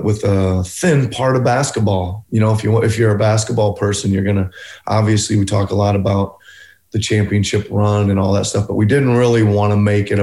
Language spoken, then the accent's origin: English; Carroll, Iowa, United States; moved away; getting from Carroll, Iowa to becoming an NBA head coach